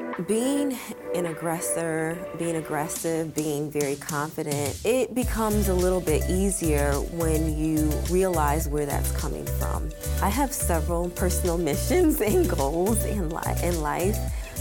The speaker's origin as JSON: {"language": "English", "town": "Syracuse", "region": "New York", "country": "United States", "tie": "born or raised there", "said": "I grew up in Syracuse, New York, and I grew up on the south side of Syracuse, but it is a lower class neighborhood."}